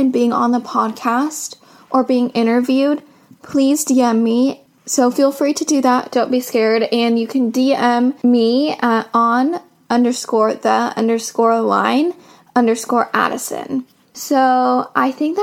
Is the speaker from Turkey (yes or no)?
no; Seattle, Washington, United States